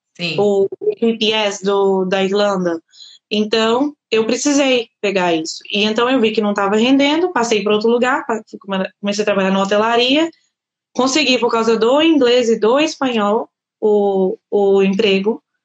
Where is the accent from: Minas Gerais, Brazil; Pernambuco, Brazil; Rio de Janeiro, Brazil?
Minas Gerais, Brazil; Governador Valadares; moved away as an adult; now in Portugal; eu sou de Minas Gerais, Governador Valadares. Eu formei lá no Brasil